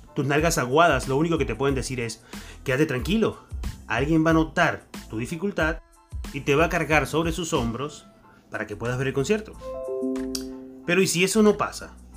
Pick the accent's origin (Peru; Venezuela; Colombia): Venezuela; accent: Venezuelan; moved away as an adult; now in Argentina; Yo soy venezolano, como pudieron notar en mi acento